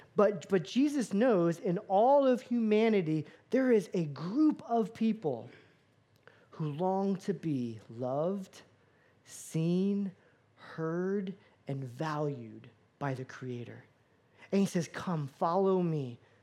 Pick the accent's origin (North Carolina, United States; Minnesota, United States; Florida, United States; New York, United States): Florida, United States; moved away; I grew up in Florida